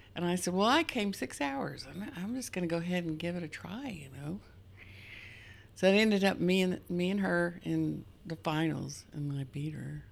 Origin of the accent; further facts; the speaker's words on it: Wolf, Oklahoma, United States; I'm from Wolf, Oklahoma